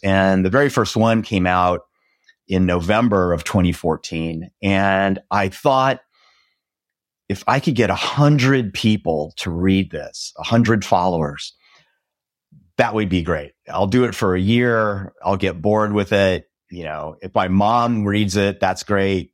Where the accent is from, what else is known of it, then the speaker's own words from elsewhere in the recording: Nebraska, United States; now in Dallas, United States; I grew up in Nebraska, which is right in the middle of the United States in a very small town where cows outnumbered people.